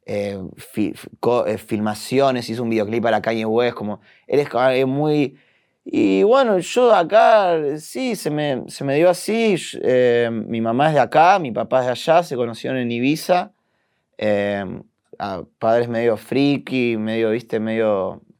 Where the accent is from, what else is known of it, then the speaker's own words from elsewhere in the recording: Uruguay; also born or lived in Brussels, Belgium / Flanders, Belgium; Y nací en Bélgica. Nací en, Bruselas, pero viví en Flandria, en el norte, en, en Vlaanderen. Viví ahí ocho años y después nos mudamos a Uruguay.